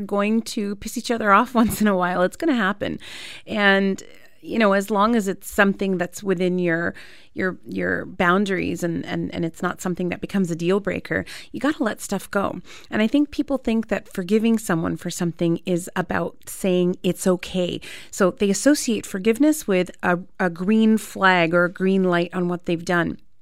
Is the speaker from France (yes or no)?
no; Canada; I was born and raised in Canada